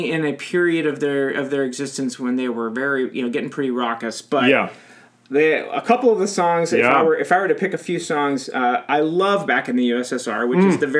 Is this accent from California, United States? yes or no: yes; California, United States; growing up in Southern California, my parents took me to see the Beach Boys when I was 12.